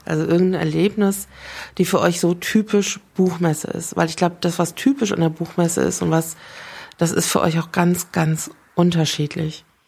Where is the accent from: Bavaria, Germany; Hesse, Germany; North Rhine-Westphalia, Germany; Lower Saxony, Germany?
Hesse, Germany; Frankfurt; für mich als Frankfurterin